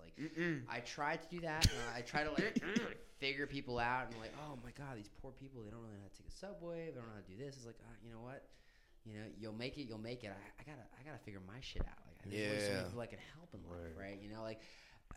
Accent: New York City, New York, United States; I'm from New York

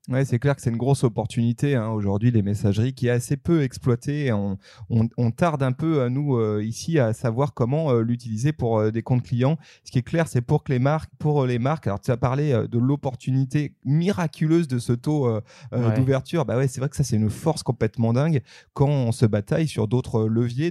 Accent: France; chez nous en France

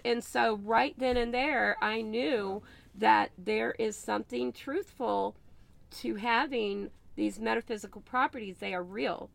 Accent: the South, United States; I am from the South

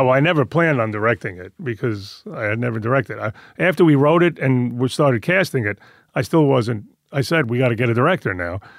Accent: New York, United States; moved away; I grew up Italian in Queens

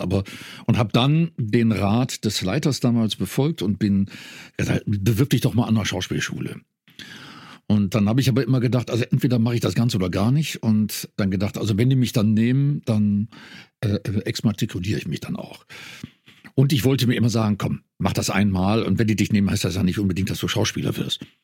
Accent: North Rhine-Westphalia, Germany; Ich komme aus dem, aus dem Niederrhein, bin, darum ist mir das, das Idiom auch vertraut

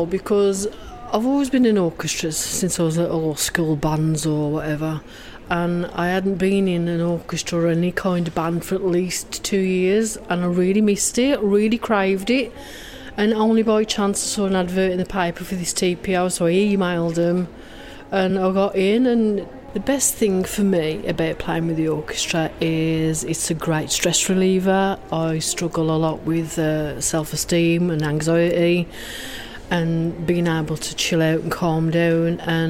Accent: Walsall, West Midlands, United Kingdom; I'm from Walsall in the West Midlands

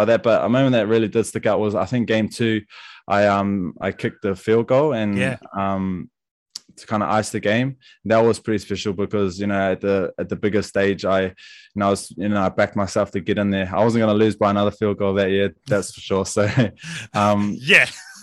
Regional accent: Wellington, New Zealand; I was obviously from Wellington

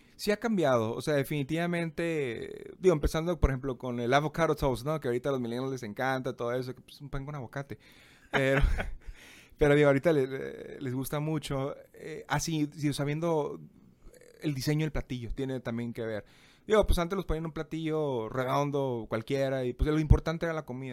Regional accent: Tijuana, Baja California, Mexico; moved away as an adult; also born or lived in Monterrey; tengo que regresar a mi ciudad natal.

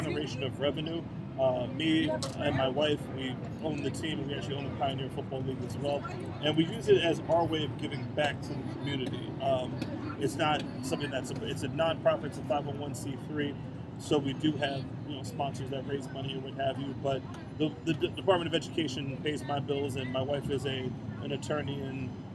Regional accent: Princeton, New Jersey, United States; moved away as an adult; now in New York City, United States; I grew up in Princeton, New Jersey.

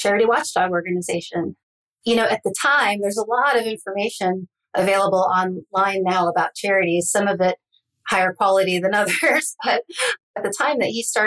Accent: Northeast Ohio, United States; I grew up in Northeast Ohio, not, you know, about 45 minutes away from Cleveland, not far from Kent State University

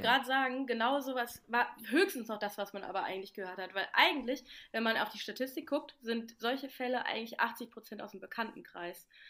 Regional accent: Mainz, Rhineland-Palatinate, Germany; moved away as an adult; now in Kiel, Germany; Ich komme ja aus der Ecke aus Mainz

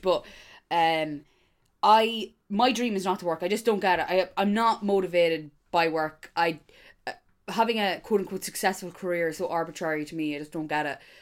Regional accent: Dundalk, Leinster, Ireland; I'm from Dundalk.

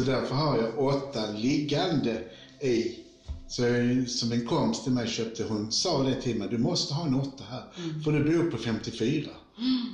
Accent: Malmö, Skåne, Sweden; vi kommer från Rosengård båda två

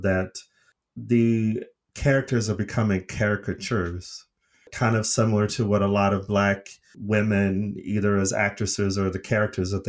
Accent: Arizona, United States; I'm from Arizona, which has a dry heat like Las Vegas

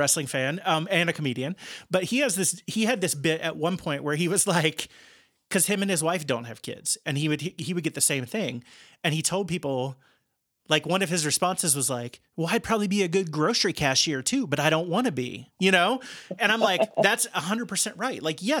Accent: Midwest, United States; And I think some of that's driven by, like, growing up in the Midwest and being sort of planted

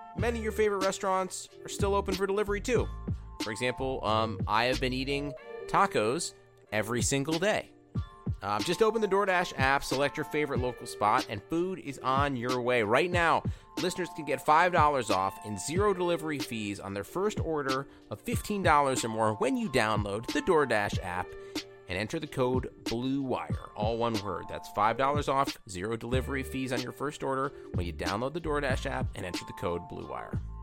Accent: Cleveland, Ohio, United States; I'm just from the wrong side of Cleveland

